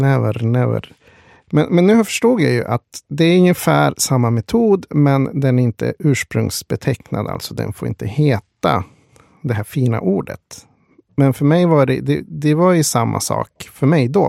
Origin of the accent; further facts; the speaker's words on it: Sweden; Svenne som man är